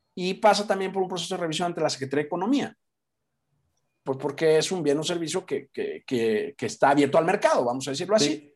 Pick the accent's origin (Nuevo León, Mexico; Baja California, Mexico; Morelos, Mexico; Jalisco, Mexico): Jalisco, Mexico; Guadalajara; moved away as an adult; also born or lived in Europe; now in Mexico City, Mexico; Los que somos de Guadalajara, pues somos comerciantes